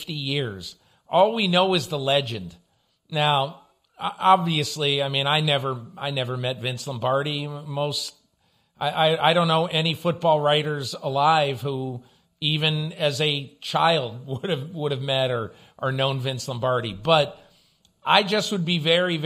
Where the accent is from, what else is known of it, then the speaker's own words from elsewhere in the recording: Connecticut, United States; I grew up a kid in Connecticut.